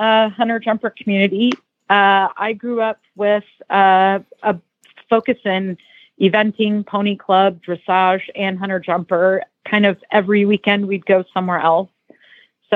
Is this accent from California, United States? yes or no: no; Nebraska, United States; now in Wellington, United States; I grew up in Nebraska, of all places